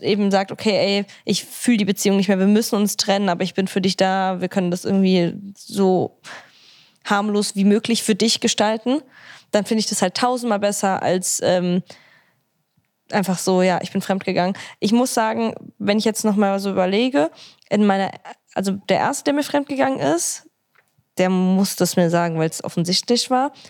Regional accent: Italy; Ich bin Italienerin

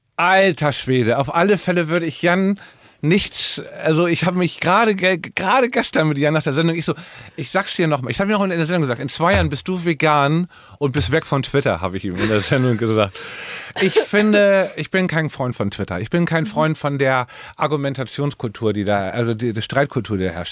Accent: Hamburg, Germany; also born or lived in Norderstedt area; now in Berlin, Germany; bin in Hamburg mitten im Herzen von Eimsbüttel, St. Pauli aufgewachsen.

